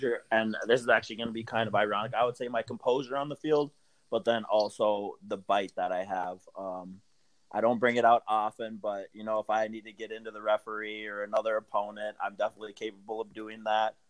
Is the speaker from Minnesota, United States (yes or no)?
yes; Minneapolis, Minnesota, United States; moved away; I'm from Minneapolis originally